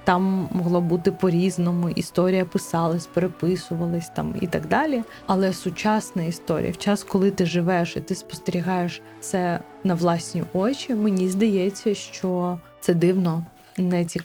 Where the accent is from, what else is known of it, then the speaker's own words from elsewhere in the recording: Crimea, Ukraine; Мені дуже не подобається, коли я кажу, що я кримська татарка, і мені одразу кажуть: блін, у вас такі смачні чебуреки, а я знаю мусафір.